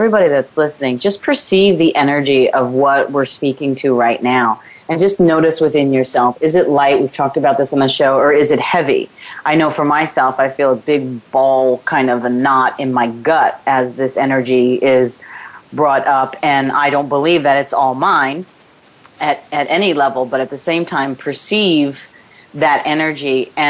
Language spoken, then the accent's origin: English; Ireland; because, you know, I'm Irish.